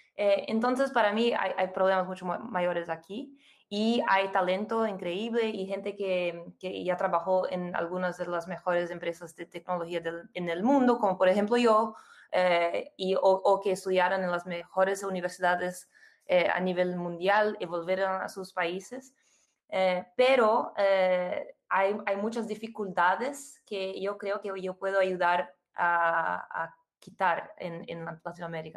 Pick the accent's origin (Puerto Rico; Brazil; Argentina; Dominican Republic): Brazil; Spanish is a second language; moved away as an adult; also born or lived in United States; now in São Paulo, Brazil; nací y viví en Brasil hasta los 18 años y después me fui a estudiar en los Estados Unidos